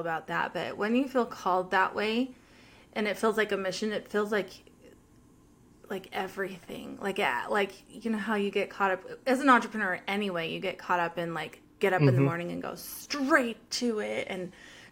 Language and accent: English; United States; I'm an American